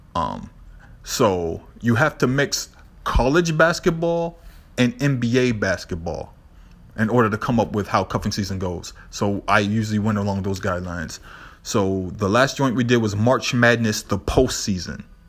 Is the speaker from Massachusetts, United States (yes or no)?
yes; Boston, Massachusetts, United States; I'm from Boston